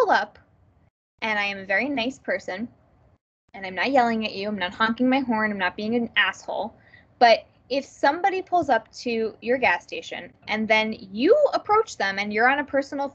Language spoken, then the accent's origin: English; New Jersey, United States; I'm from New Jersey